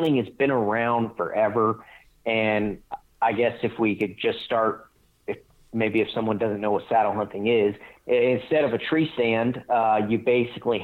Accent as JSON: {"language": "English", "region": "Northwest Florida", "country": "United States", "tie": "born or raised there", "also_born_or_lived": "Colorado", "moved": "as an adult", "said": "I grew up in the Southeast in Northwest Florida"}